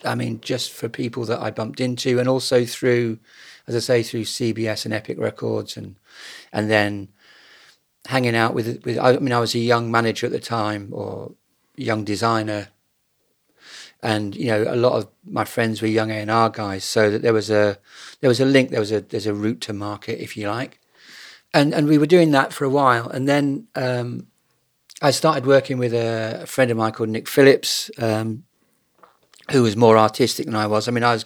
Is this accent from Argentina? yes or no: no; Bracknell, South East England, United Kingdom; I was brought up in Bracknell Newtown, and the southeast for me, even then, kind of felt a little sort of Stepford Wives